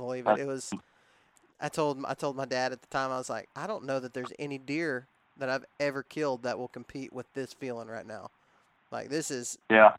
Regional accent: Texas, United States; we were raised in Texas

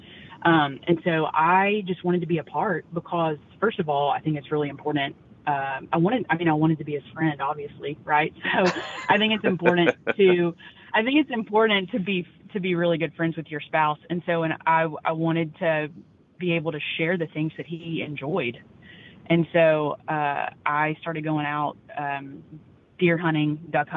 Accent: North Louisiana, United States; moved away as an adult; now in Dripping Springs, United States; I grew up in North Louisiana

